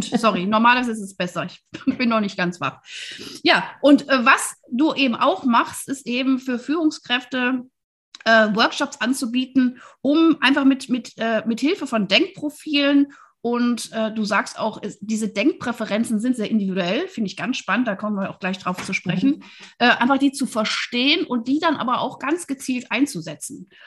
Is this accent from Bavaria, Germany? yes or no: no; Wuppertal, North Rhine-Westphalia, Germany; Ich bin tatsächlich als Kind in der Lange Straße groß geworden, in Wuppertal wohlgemerkt